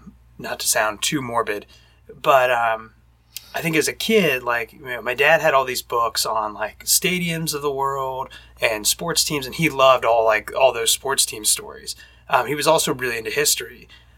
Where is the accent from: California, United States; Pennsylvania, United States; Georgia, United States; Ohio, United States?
Ohio, United States; Fairfield; The house I grew up in Fairfield, Ohio, was abandoned after we left.